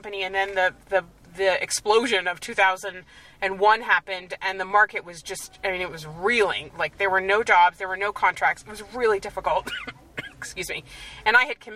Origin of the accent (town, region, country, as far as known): United States; moved away as an adult; now in Israel